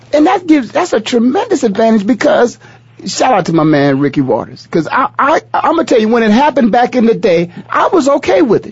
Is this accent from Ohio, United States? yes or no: yes; Ohio, United States; I'm from Ohio